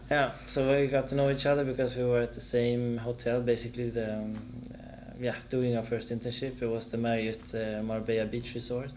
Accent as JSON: {"language": "English", "town": "Stockholm", "region": "Stockholm County", "country": "Sweden", "tie": "born or raised there", "also_born_or_lived": "Frankfurt, Germany", "moved": "as an adult", "lives_now": "Germany"}